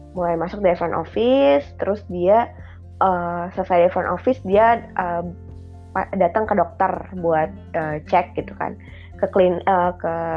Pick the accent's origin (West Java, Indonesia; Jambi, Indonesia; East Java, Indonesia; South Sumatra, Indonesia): South Sumatra, Indonesia; Palembang; moved away; also born or lived in Bandung / Jakarta; aku mulainya penempatannya itu buat yang di Palembang gitu. Jadi pulang ke rumah